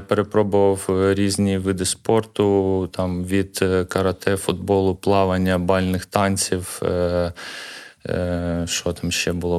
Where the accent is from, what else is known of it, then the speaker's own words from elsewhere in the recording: Kharkiv, Kharkiv Oblast, Ukraine; я народився в Харкові на Салтівці, це мій рідний район.